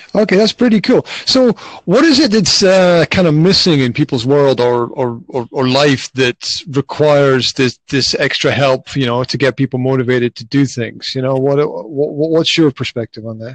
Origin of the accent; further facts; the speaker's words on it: Scotland, United Kingdom; moved away as an adult; now in Slovakia; originally, I'm from Scotland, uh, but I've been living in Slovakia for the last 15 plus years